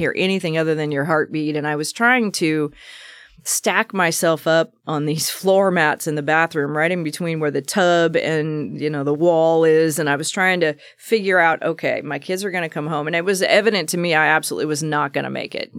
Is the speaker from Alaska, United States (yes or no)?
no; Salem, Oregon, United States; I was born right in Salem, Oregon, um, just East Salem kind of country